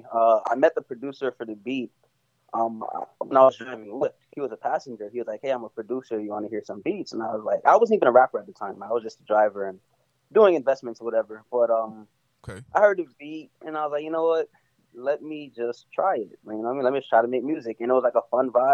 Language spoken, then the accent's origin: English; Toronto, Ontario, Canada; also born or lived in Miami, Florida; now in West Palm Beach, United States; I was born in Canada. I was born in Toronto